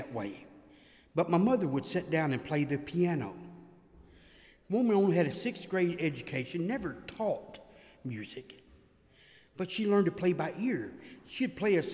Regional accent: West Paducah, Kentucky, United States; also born or lived in Cumming, Georgia; now in Savannah, United States; I'm from Cumming, Georgia, originally from West Paducah, Kentucky

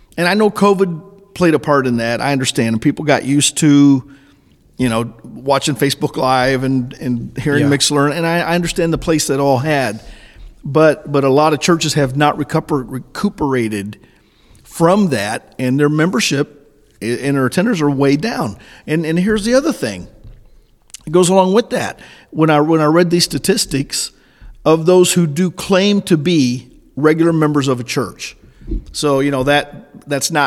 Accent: Illinois, United States; also born or lived in Oklahoma City, Oklahoma; now in West Plains, United States; I was born and grew up in Illinois

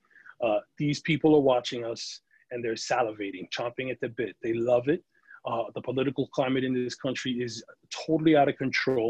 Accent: New York City, New York, United States; I grew up in the Bronx

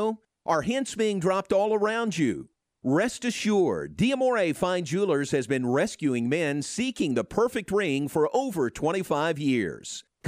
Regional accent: Kentucky, United States; moved away; That's what I grew up with in Kentucky, was the Eastern time zone.

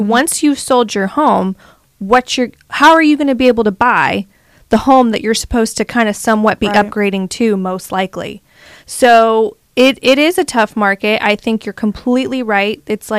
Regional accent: the South, United States; I know what those are, and I'm from the South, but I've never called it a nab.

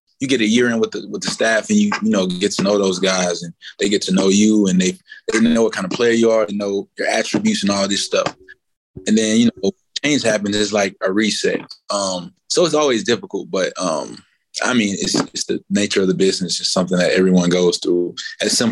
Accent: Florida, United States; moved away as an adult; now in Cleveland, United States; Growing up in Florida

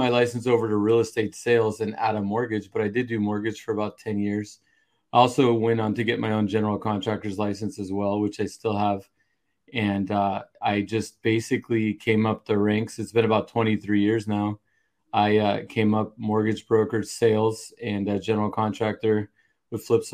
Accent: Santa Cruz County, California, United States; I was born and raised here in Santa Cruz County, which is on the coast here in central to Northern California

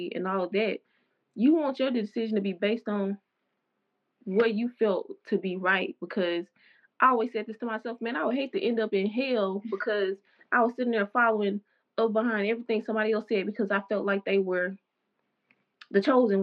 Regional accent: the South, United States; growing up in the South, the Bible Belt

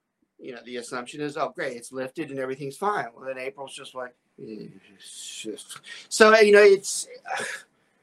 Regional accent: Atlanta, Georgia, United States; moved away; also born or lived in Southern Louisiana; I grew up in the Atlanta area

